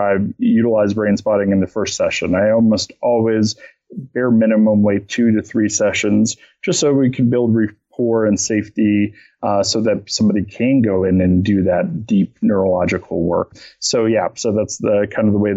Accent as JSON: {"language": "English", "town": "Boulder", "region": "Colorado", "country": "United States", "said": "I'm from Boulder"}